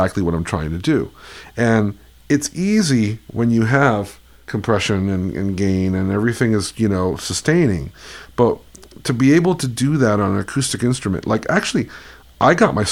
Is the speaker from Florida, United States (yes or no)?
yes; Miami Beach, Florida, United States; growing up in Miami Beach, Florida